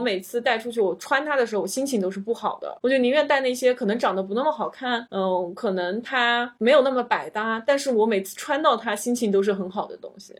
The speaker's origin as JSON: {"language": "Chinese", "country": "China", "said": "我们中国人是需要签证的"}